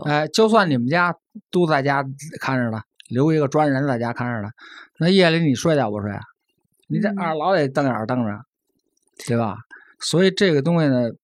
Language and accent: Chinese; China; 我是中国人